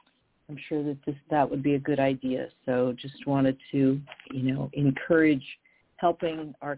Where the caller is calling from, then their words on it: Mendocino, California, United States; I'm calling from Mendocino up the coast, northern coast of California.